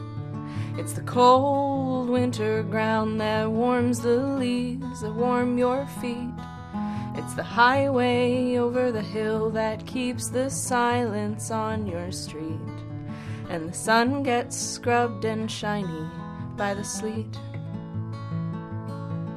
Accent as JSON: {"language": "English", "region": "Wisconsin", "country": "United States", "tie": "born or raised there", "moved": "yes", "lives_now": "Vancouver, Canada", "said": "I grew up in Wisconsin"}